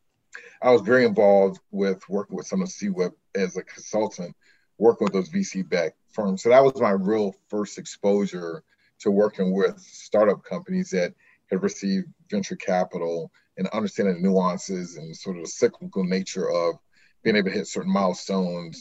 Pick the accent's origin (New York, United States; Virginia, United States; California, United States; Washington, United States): Virginia, United States; Hampton; my dream when I was growing up in Hampton, Virginia, was to fly jets